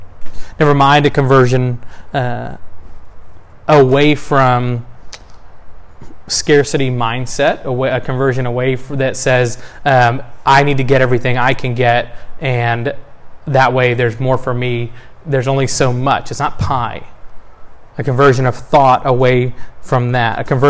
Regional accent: the South, United States; born there; I was born in the South of the U.S. in the late 80s.

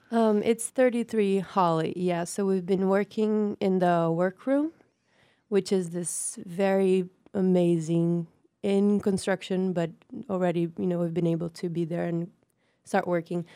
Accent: Brazil; moved away as an adult; also born or lived in North Carolina; now in New York, United States; I am born and raised in Brazil. I came to the U.S. six years ago um, to study in North Carolina.

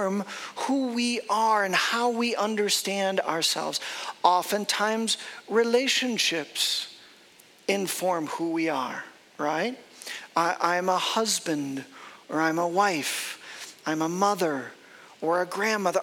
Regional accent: Chicago, Illinois, United States; moved away; I am from Chicago, the south suburbs of Chicago.

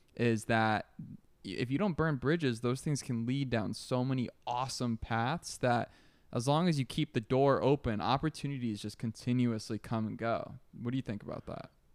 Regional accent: New York, United States; moved away as an adult; now in Miami, United States; I'm the definition of, of a New Yorker that just went full Miami

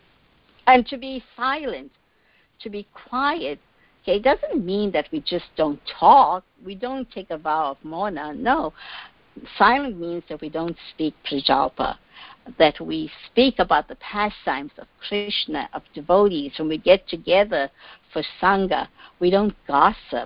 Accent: South Africa; now in Washington, D.C., United States; I grew up in South Africa, actually. My great-great-great-grandparents migrated to South Africa, so I was born and raised in South Africa

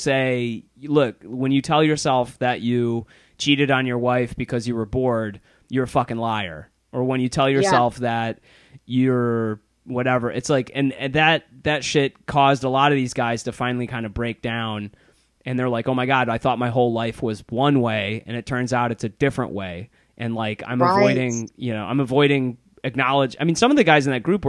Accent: Plymouth, Michigan, United States; now in Chicago, United States; my hometown of Plymouth, Michigan

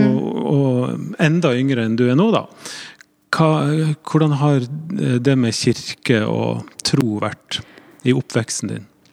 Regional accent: Northern Norway, Norway; jeg kommer fra Nord-Norge

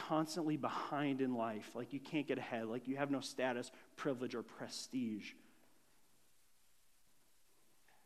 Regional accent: Grand Marais, Minnesota, United States; as a young kid growing up in Grand Marais

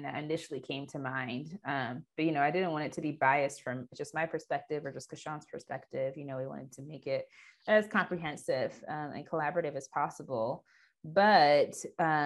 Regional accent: Ethiopia; Ethiopia, which is my home country

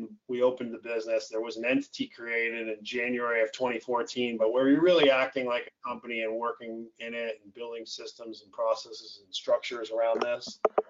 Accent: upstate New York, United States; moved away as an adult; now in Florida, United States; I'm from upstate New York, grew up in what I call normal

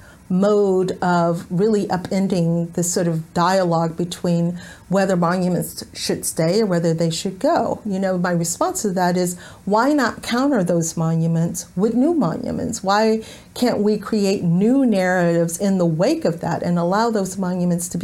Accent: Houston, Texas, United States; moved away as an adult; now in Richmond, United States; I'm from Houston and from Texas

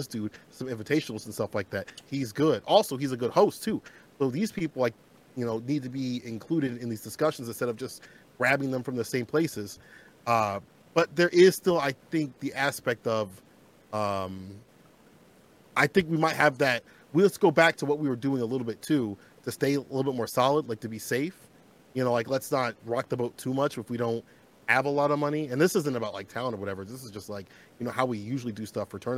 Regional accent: Peoria, Illinois, United States; moved away as an adult; now in Chicago, United States; I previously used to live in a place called Peoria, which is 3 hours away from Chicago. That's where I, you know, grew up, you know, kid and stuff like that, and my teenage and adult life, part

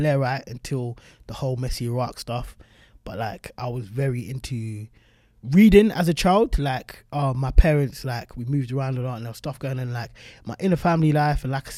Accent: South London, London, United Kingdom; And I was like, yeah, I'm 13 from South London.

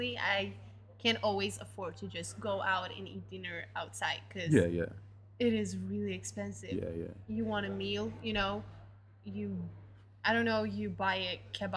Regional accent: Norway; English is a second language; also born or lived in Iran; We Norwegians

